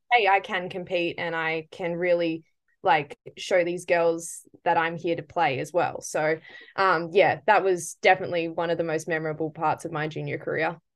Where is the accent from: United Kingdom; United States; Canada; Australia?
Australia; Perth, Western Australia; I'm originally from Perth, Western Australia, yeah. um, and I've lived here my whole life